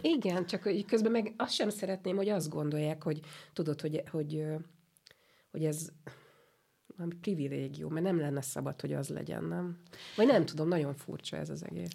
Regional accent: Budapest, Hungary; ott együtt élt három generáció egy udvarban, és akkor on, on születte, oda születtünk mi is

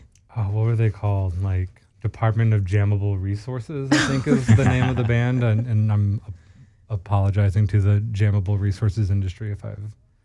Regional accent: San Antonio, Texas, United States; moved away; Yes, I'm from Texas.

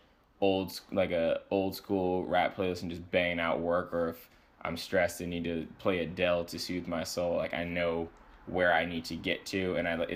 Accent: Baltimore, Maryland, United States; moved away as an adult; also born or lived in Boston; now in New York, United States; I grew up in a city. I'm from Baltimore, Maryland.

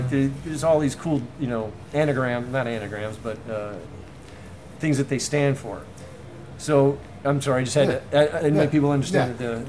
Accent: Destin, Florida, United States; moved away; In my hometown in Destin, Florida.

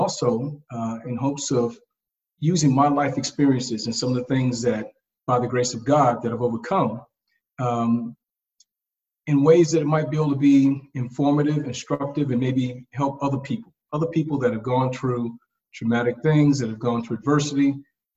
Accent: Augusta, Georgia, United States; moved away; also born or lived in Washington, D.C.; my life growing up in East Augusta, Georgia, affectionately known as the Bottom

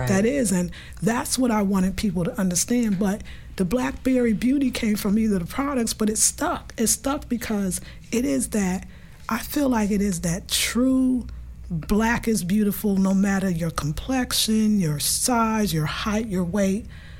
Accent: New York City, New York, United States; accent: New York; moved away as an adult; also born or lived in California; I'm from Brooklyn, New York, born and raised

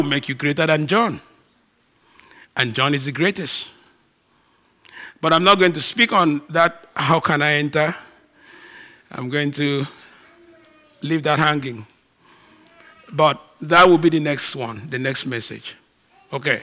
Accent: Nigeria; moved away; I'm all Nigerian

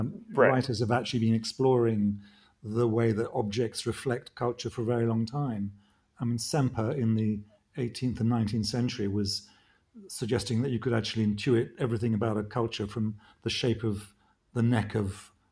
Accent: London, United Kingdom; accent: pretty English; I was born in Britain after the war in the 50s, and grew up slightly culturally dispossessed, in that I sounded pretty English, but I had this kind of middle European name, which was puzzling growing up in London.

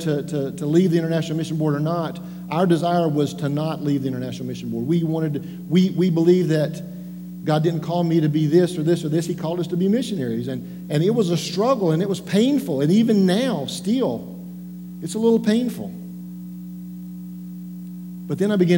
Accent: Western North Carolina, United States; I grew up in Western North Carolina.

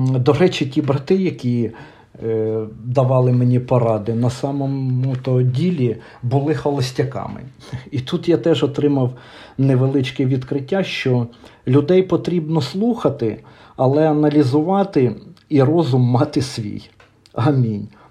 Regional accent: Vyshneve, Kyiv Oblast, Ukraine; в Вишневому, звідки я родом

